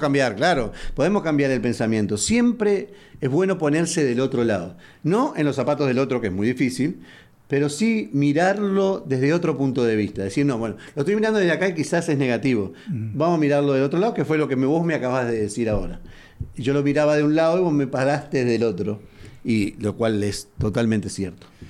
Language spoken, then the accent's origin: Spanish; Uruguay; now in Houston, United States